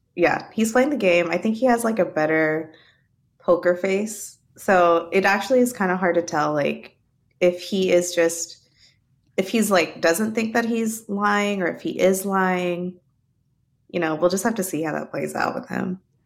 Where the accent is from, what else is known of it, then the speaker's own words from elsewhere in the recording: Arkansas, United States; I'm from Arkansas